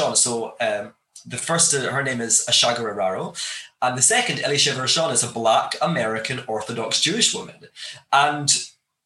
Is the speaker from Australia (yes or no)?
no; Glasgow, Scotland, United Kingdom; I grew up in Scotland, in Glasgow, in Scotland